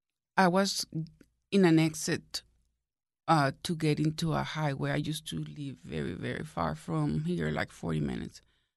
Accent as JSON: {"language": "English", "country": "Venezuela", "tie": "born or raised there", "moved": "as an adult", "lives_now": "United States", "said": "No, that was in Venezuela. I was born in Venezuela."}